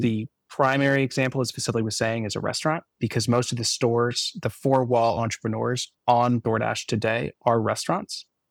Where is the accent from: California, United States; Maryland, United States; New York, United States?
California, United States; Palo Alto; my hometown of Palo Alto